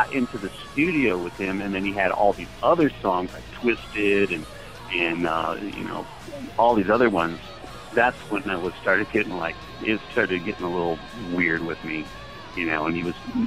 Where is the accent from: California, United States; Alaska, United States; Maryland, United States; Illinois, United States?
California, United States; Los Angeles; I grew up in Los Angeles, Hollywood